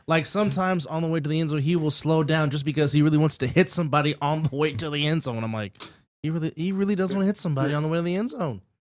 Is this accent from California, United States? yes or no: yes; California, United States; from the same state as I, the state of California I am